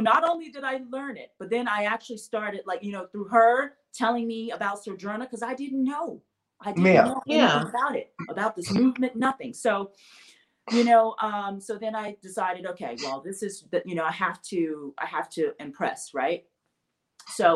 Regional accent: Memphis, Tennessee, United States; I grew up in Memphis, Tennessee

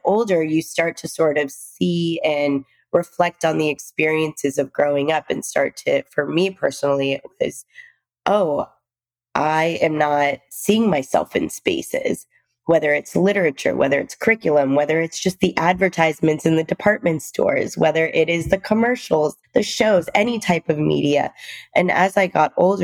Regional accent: Texas, United States; also born or lived in India / New York / Seattle; now in West Palm Beach, United States; I was born in India. My father came to the US a little bit before, and my mom and I were living in India. And we moved to the US. We moved to the deep south when I was about two, and Texas to be exact

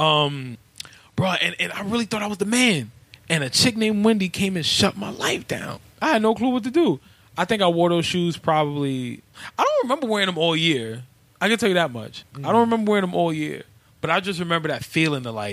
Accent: New York City, New York, United States; also born or lived in Brooklyn, New York; I grew up in East Harlem. I didn't come to Brooklyn until I was 15

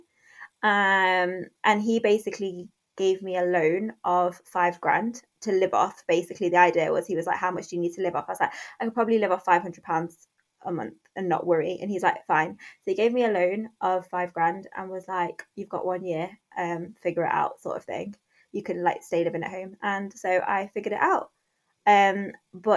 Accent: Derby, East Midlands, United Kingdom; also born or lived in London; I moved back home from London, so back to Derby

